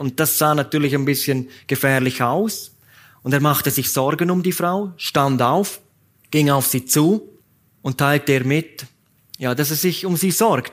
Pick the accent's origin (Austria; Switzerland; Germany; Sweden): Switzerland; Graubünden; die Bahn, die in meiner Heimat hin und her fährt